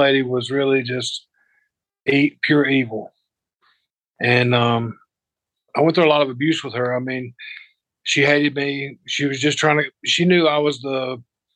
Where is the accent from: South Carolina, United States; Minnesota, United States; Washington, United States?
South Carolina, United States; Spartanburg; also born or lived in Greenville, South Carolina; I was born and raised in Spartanburg, South Carolina